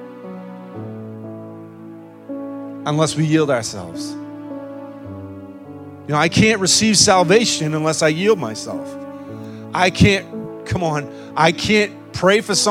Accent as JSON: {"language": "English", "country": "United States", "said": "us as American Christians"}